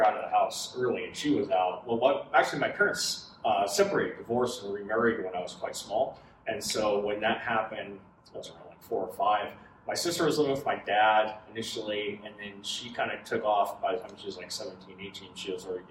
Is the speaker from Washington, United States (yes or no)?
yes; Whidbey Island, Washington, United States; also born or lived in Lake Tahoe area; I grew up on the largest one. It's called Whidbey Island. I grew up on the south end